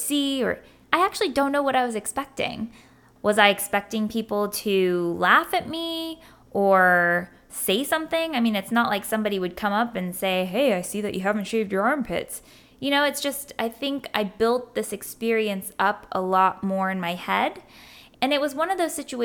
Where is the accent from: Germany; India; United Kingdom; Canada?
Germany; now in United States; growing up in Germany